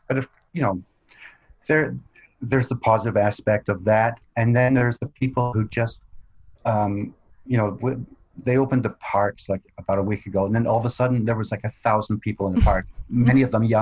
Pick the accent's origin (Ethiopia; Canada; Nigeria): Canada; Vancouver, British Columbia; also born or lived in Scotland; now in Toronto, Canada; I was born in Scotland, then we moved to Canada when I was young, and I grew up mostly in Vancouver